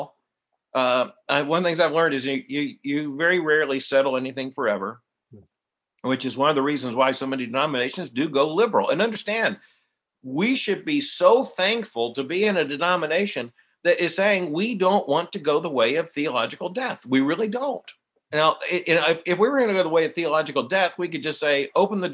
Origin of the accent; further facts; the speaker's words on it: southern Kentucky, United States; I'm from the southern part